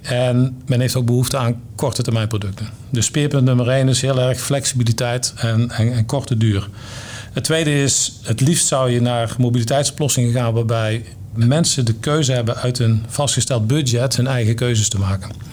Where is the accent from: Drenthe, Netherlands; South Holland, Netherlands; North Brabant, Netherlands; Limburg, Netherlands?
North Brabant, Netherlands; Ik ben Brabander